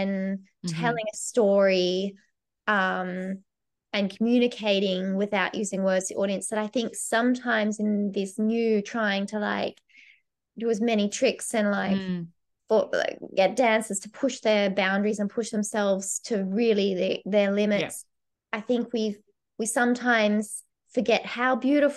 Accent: Australia; moved away as an adult; now in Glasgow, United Kingdom; Being Australian

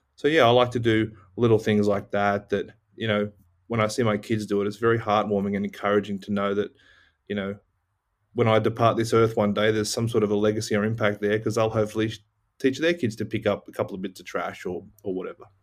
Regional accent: Cronulla, New South Wales, Australia; moved away; also born or lived in Austin, Texas, United States; being an Aussie, we lived right on, on a beach in a town called Cronulla, south

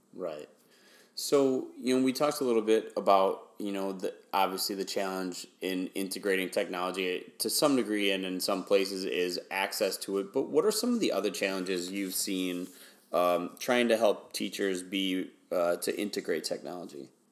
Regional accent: Wisconsin, United States; moved away as an adult; also born or lived in Houston, Texas; I grew up in Wisconsin, but I taught uh, primarily in Houston, Texas

